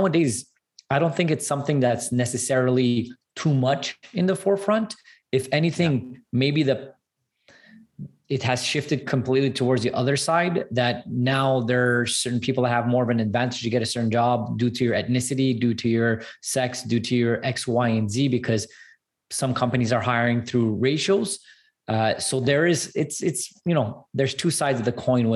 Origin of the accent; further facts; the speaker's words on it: Montreal, Quebec, Canada; I'm 100% Armenian as well, born and raised in Canada